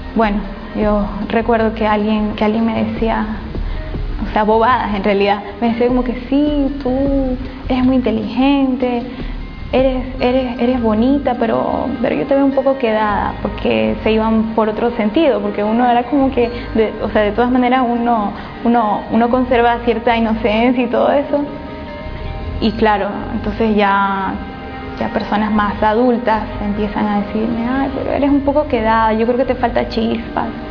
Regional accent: Portoviejo, Manabí, Ecuador; moved away as an adult; now in Guayaquil, Ecuador; vengo de la provincia de Manabí, de la ciudad de Puerto Viejo

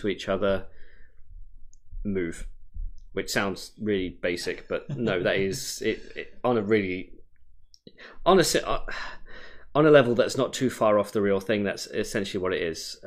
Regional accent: United Kingdom; now in Oregon, United States; I'm British.

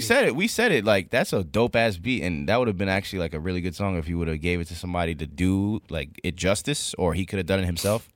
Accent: New York, United States; as a New Yorker

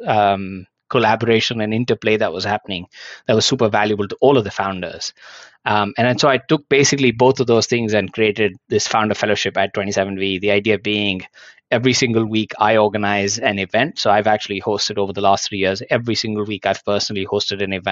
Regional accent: India; moved away as an adult; now in Hong Kong; I was actually born and brought up in India

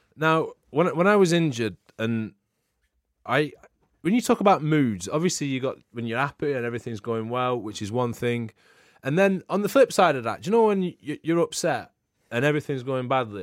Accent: England, United Kingdom; I'm, I'm English

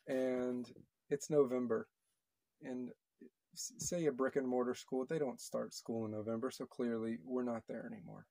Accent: Texas, United States; moved away; also born or lived in Connecticut; I'm from Texas.

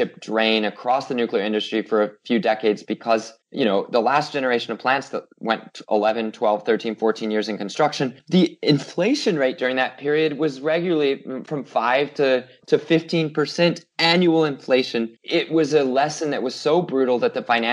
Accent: United States; being an American

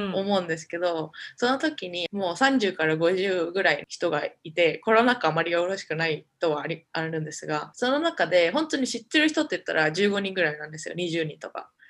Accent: Japan; moved away as an adult; now in Omaha, United States; 私日本であ家族もそうなんですけど結構太ってるって言われて育ってきたんですよね

